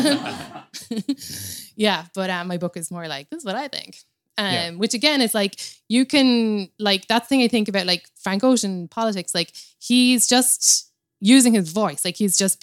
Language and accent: English; Cobh, Munster, Ireland; moved away as an adult; now in New York, United States; my hometown in Cove in Ireland